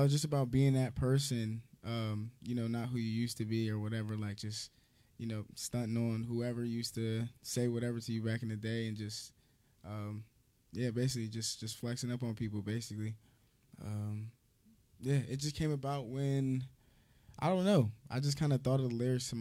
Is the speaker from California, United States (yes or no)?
no; New Jersey, United States; I'm from South Jersey, like basically you can just say South Jersey because okay. I moved around back and forth. So, yeah, I guess just South Jersey for sure.